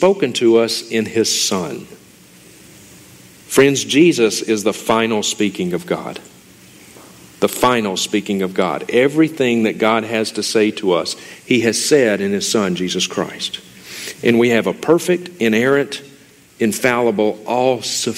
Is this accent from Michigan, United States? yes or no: no; Mississippi, United States; moved away as an adult; now in Montana, United States; I am originally from Mississippi.